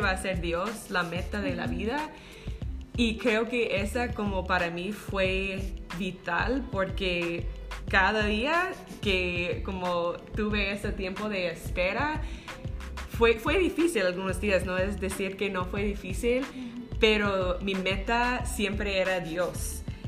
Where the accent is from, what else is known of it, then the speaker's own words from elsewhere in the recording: United States; Spanish is a second language; moved away as an adult; also born or lived in Zacapa, Guatemala; now in Guatemala; yo soy de los Estados Unidos, creo que pueden, pueden escucharlo en mi, acento